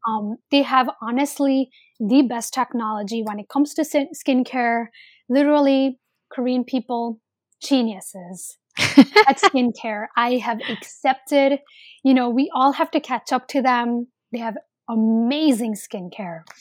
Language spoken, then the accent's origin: English; India; I'm Indian.